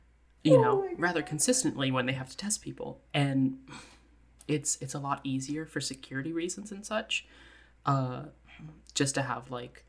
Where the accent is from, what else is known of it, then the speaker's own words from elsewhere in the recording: Scotland, United Kingdom; I'm Scottish, and I'm smart.